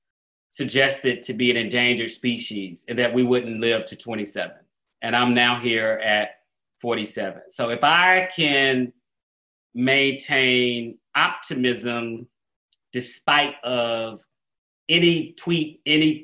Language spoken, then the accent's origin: English; Atlanta, Georgia, United States; born or raised there; also born or lived in New Orleans